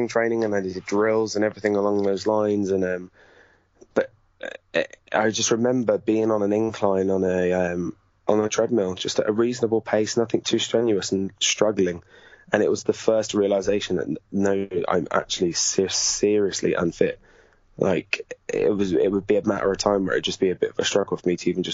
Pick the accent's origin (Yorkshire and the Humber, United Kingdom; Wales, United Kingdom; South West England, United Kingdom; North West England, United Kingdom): South West England, United Kingdom; Gloucester; where I grew up in Gloucester